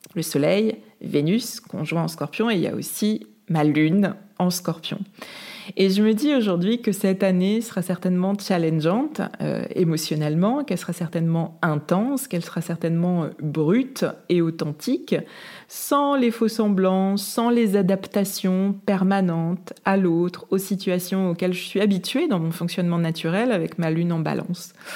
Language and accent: French; Saint-Malo, Brittany, France; chez moi à Saint-Malo